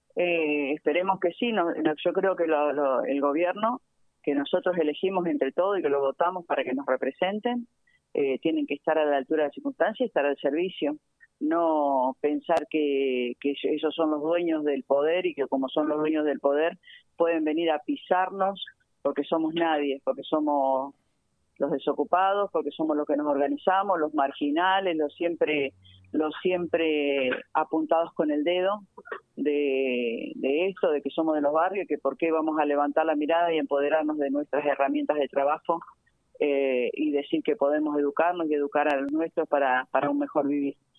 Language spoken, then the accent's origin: Spanish; Avellaneda, Buenos Aires Province, Argentina; vengo de los barrios, nací en Villa Corina